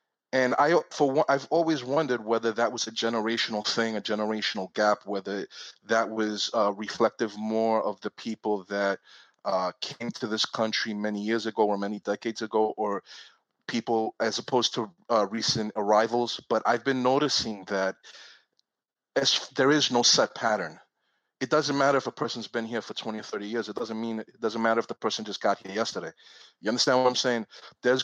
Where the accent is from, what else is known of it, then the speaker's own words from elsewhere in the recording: suburbs of New York, United States; I was born in New York. I was born from Puerto Rican and Dominican parents. I was raised in the suburbs of New York